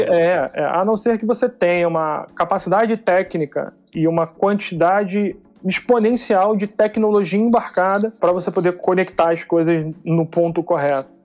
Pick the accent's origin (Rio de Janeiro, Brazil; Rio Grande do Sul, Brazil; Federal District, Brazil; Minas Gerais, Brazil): Rio de Janeiro, Brazil; accent: carioquês; now in São Paulo, Brazil; Eu sou carioca, sou analista de sistemas por formação